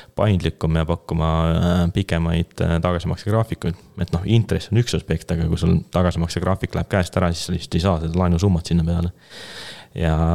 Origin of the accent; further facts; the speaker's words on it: Keila, Harju County, Estonia; ma olen ise Keilast pärit